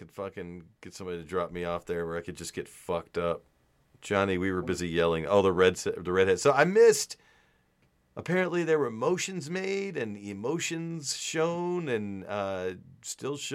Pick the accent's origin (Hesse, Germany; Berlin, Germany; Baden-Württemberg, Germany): Hesse, Germany; Hanau; English is a second language; I'm from Hanau, West Germany, or Germany.